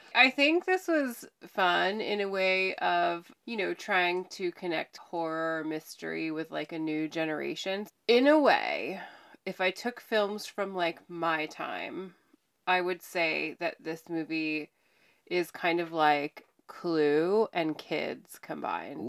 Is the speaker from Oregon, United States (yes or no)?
yes; Mount Hood, Oregon, United States; I grew up on Mount Hood